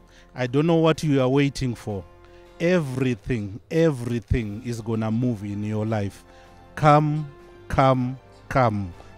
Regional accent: Zimbabwe; now in United Kingdom; Originally, I'm from Zimbabwe, but I'm based in UK.

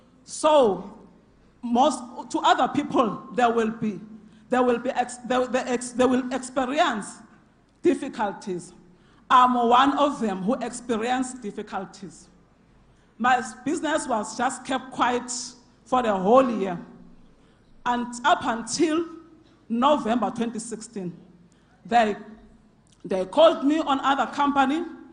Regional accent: Carletonville, Gauteng, South Africa; I come from Carltonville.

